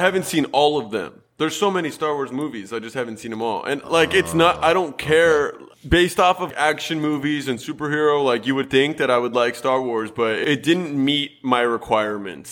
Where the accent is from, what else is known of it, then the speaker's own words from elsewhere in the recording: Southern California, United States; we were raised both in Southern California